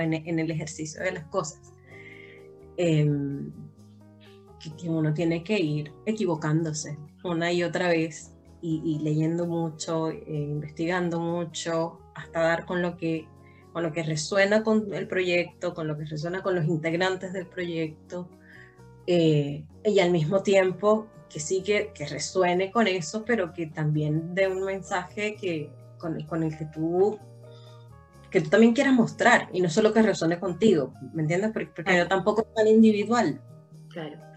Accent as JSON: {"language": "Spanish", "country": "Venezuela", "moved": "yes", "lives_now": "Chile", "said": "nosotras siendo venezolanas"}